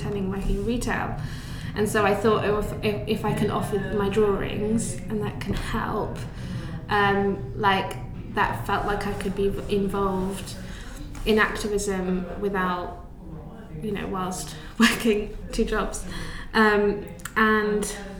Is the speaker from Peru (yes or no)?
no; Buckinghamshire, South East England, United Kingdom; I grew up in Buckinghamshire